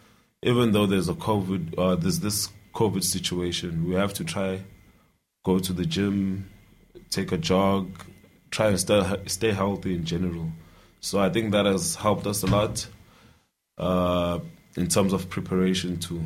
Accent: Dundee, KwaZulu-Natal, South Africa; also born or lived in Ladysmith; from Dundee. I was born in Ladysmith and I grew up in Dundee

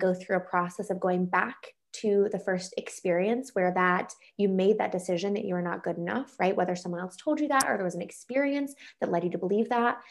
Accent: North Carolina, United States; moved away as an adult; also born or lived in Colorado; now in Michigan, United States; I grew up in North Carolina, went mm-hmm. to college in North Carolina

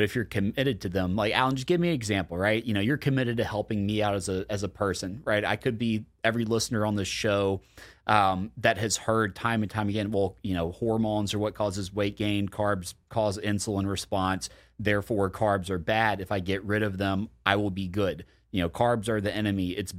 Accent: Deep South, United States; I grew up in the Deep South. Like, we're the obesest of them all in a very obese country.

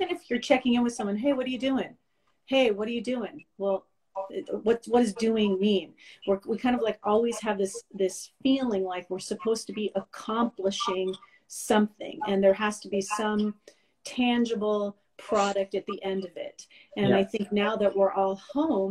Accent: Los Angeles, California, United States; moved away as an adult; now in Montreal, Canada; I'm originally from Los Angeles. I got my bachelor's and master's degree there in social work, moved to Montreal in 2003

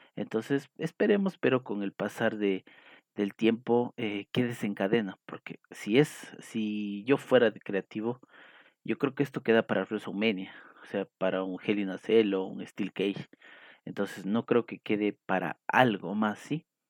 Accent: Ecuador; aquí en mi país, en Ecuador

